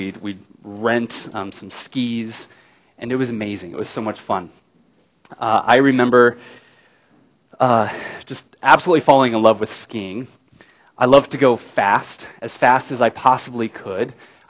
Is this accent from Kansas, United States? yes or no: yes; Kansas, United States; I grew up in Kansas